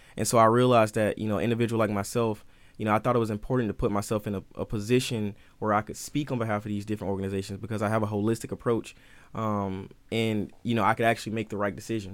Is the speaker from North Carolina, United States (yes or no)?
no; Albany, Georgia, United States; moved away; I'm from George, Albany, Georgia, uh, which is, like, southern parts